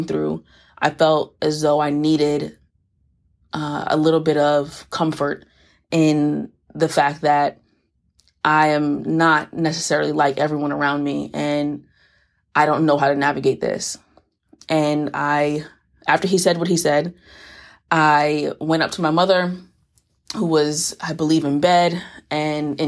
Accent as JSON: {"language": "English", "town": "New York City", "region": "New York", "country": "United States", "also_born_or_lived": "Florida", "moved": "yes", "said": "I'm originally from the Bronx, had a pit stop in Florida between Palm Beach and Tampa, which molded me into partially the person I am today, and now I'm back in the Bronx"}